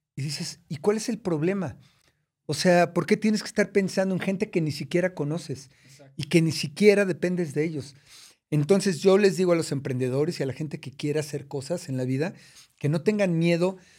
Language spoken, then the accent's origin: Spanish; Mexico City, Mexico; also born or lived in United States; Nací en, en la colonia San Lorenzo Chicoténcatl, en una colonia de escasos, muy escasos recursos, esa es la verdad. Este, y, de allá vengo de, de, Iztapalapa